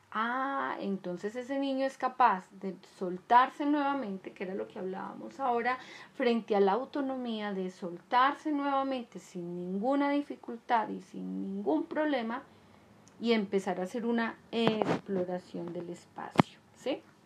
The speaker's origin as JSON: {"language": "Spanish", "country": "Colombia", "said": "En mi país es Colombia"}